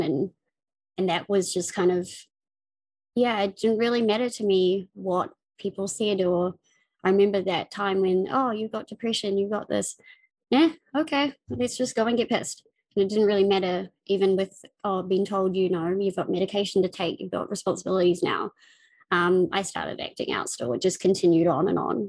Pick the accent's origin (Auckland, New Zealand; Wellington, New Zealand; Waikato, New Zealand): Auckland, New Zealand; I'm from New Zealand. Um, I was born in Auckland, uh, the biggest city. Um, I grew up in West Auckland